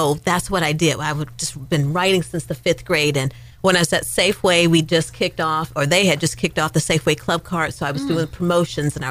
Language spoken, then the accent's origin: English; outside Chicago, Illinois, United States; moved away as an adult; now in California, United States; I'm actually from outside Chicago, born and raised